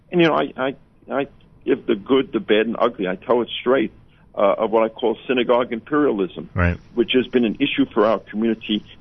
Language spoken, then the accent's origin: English; New York City, New York, United States; this great city of New York, which is uh, my hometown.